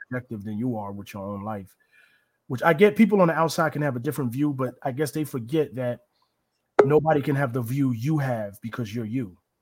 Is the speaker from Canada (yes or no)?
no; New Rochelle, New York, United States; I grew up in New Rochelle